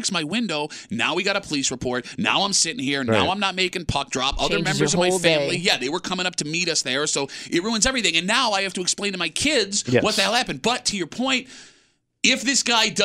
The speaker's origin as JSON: {"language": "English", "town": "Gates", "region": "New York", "country": "United States", "tie": "born or raised there", "said": "growing up in Gates"}